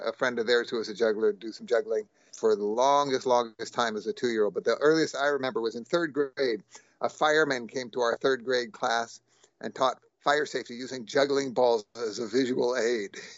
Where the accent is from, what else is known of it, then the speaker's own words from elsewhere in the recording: Berkeley, California, United States; also born or lived in Walnut Creek, California; I was born in Walnut Creek, California, but grew up, my entire upbringing was in Berkeley